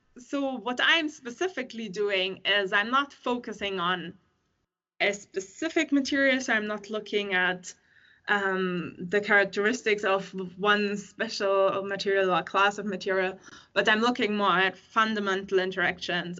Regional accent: Germany; moved away as an adult; now in Sweden; I'm from Germany originally

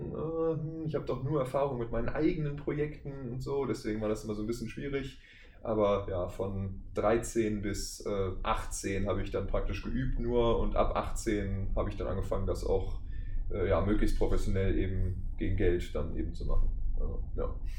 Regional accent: Wuppertal, North Rhine-Westphalia, Germany; aus Wuppertal

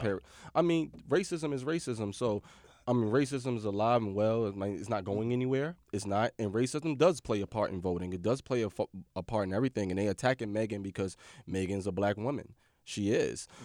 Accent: United States; as an American

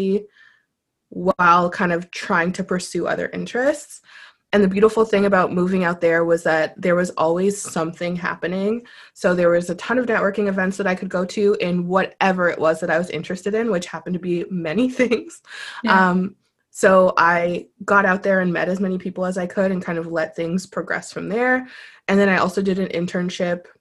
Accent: Ottawa, Ontario, Canada; moved away; also born or lived in Tokyo; I was born and raised in Ottawa.

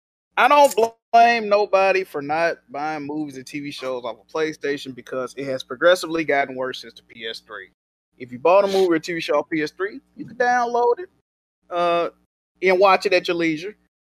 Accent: California, United States; I am from Cali, BG. We got a lot of social justice warrior people in tech world here trying to control things.

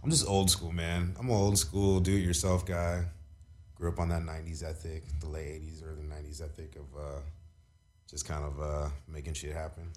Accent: Long Beach, California, United States; also born or lived in Minnesota / Oklahoma; now in East Los Angeles, United States; growing up in Long Beach

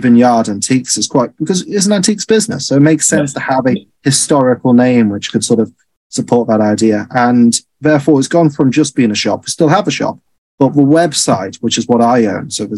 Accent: Harlech, Wales, United Kingdom; also born or lived in Chester; And then I was brought up in a beautiful place in North West Wales, where my family used to run a nice restaurant called Plaz Cafe. It called Harlech, that was the town.

